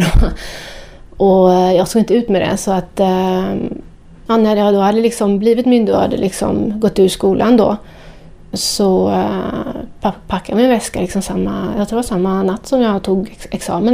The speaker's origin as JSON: {"language": "Swedish", "town": "Partille", "region": "Västra Götaland", "country": "Sweden", "tie": "born or raised there", "also_born_or_lived": "Amsterdam", "moved": "as an adult", "said": "gick ut då på klubbarna i Göteborg där jag växte upp. Jag kommer från Björnamen i Partille utanför Göteborg"}